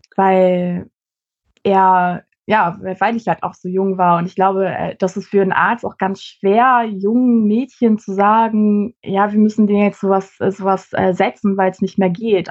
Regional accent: Celle, Lower Saxony, Germany; now in Hamburg, Germany; wohne mittlerweile in Hamburg, komme aber ursprünglich aus äh, Celle.

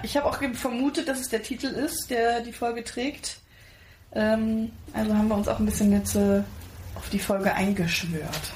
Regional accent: Pirna, Saxony, Germany; accent: Saxon; also born or lived in Spain; ich bin geboren und aufgewachsen in Pirna bei Dresden, das ist in Sachsen

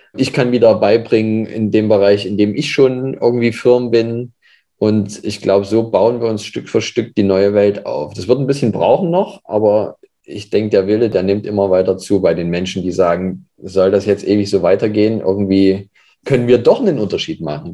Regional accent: Leipzig, Saxony, Germany; Ich komme aus Leipzig, wohne jetzt auch wieder in Leipzig

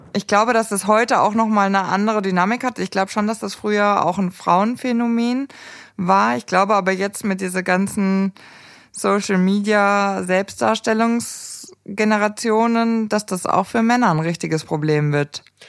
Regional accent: Erding, Bavaria, Germany; in Erding, äh, wo ich aufgewachsen bin

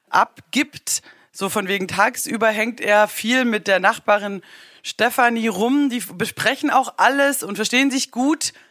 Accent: Baden-Württemberg, Germany; ich als Schwäbin spare Mursch.

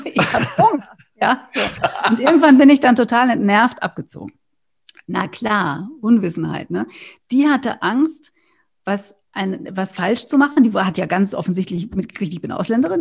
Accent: Germany; also born or lived in Berlin; bei uns in Deutschland

